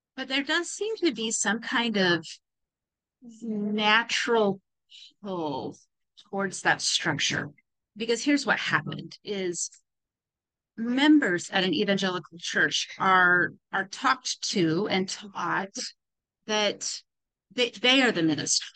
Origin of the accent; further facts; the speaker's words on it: California, United States; moved away; I grew up in California